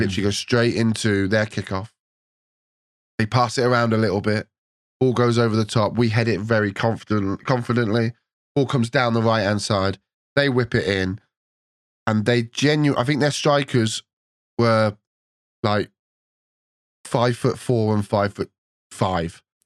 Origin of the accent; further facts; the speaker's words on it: England, United Kingdom; as an Englishman